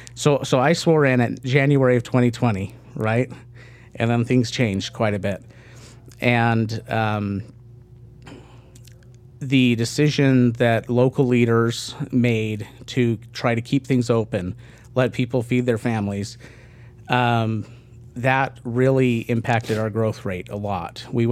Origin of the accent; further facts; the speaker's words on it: San Antonio, Texas, United States; So I grew up mostly in Texas, a few other places, but was mostly in San Antonio.